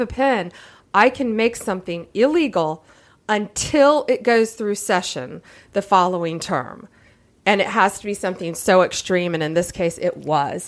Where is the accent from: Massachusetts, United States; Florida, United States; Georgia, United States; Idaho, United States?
Florida, United States; Tampa; I'm from Central Florida. I'm from Tampa Bay